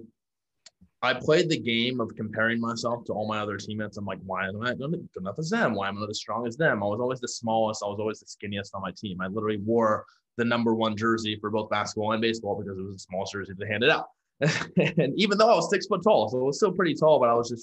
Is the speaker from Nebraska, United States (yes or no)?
yes; Omaha, Nebraska, United States; moved away as an adult; also born or lived in Houston, Texas; now in San Diego, United States; I'm from Omaha, Nebraska. Now I live in San Diego, California.